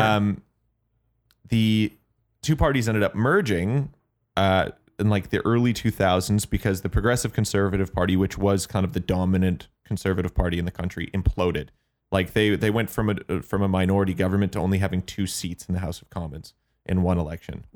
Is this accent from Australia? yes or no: no; Canada; as a Canadian